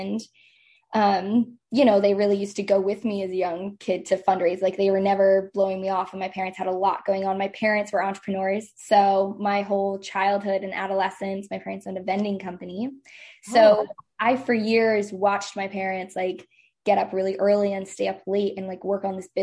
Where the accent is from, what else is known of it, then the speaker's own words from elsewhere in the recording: Lancaster, Pennsylvania, United States; moved away as an adult; also born or lived in San Francisco; I'm originally from Lancaster, Pennsylvania